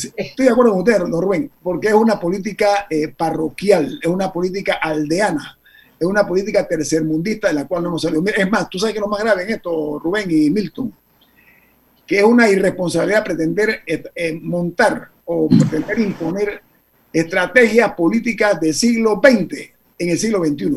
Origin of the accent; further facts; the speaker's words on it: Panama; todos somos panameños